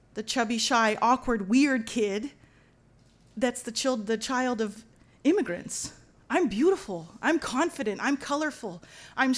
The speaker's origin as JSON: {"language": "English", "town": "Los Angeles", "region": "California", "country": "United States", "tie": "born or raised there", "said": "I'm from East Los Angeles, so that's my hometown."}